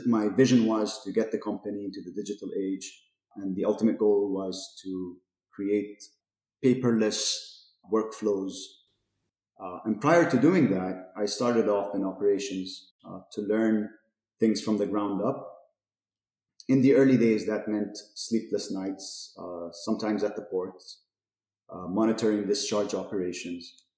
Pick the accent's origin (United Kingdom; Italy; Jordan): Jordan; Amman, Amman Governorate; also born or lived in Toronto, Canada; I grew up in Amman, lived here basically all my life up until my undergrad.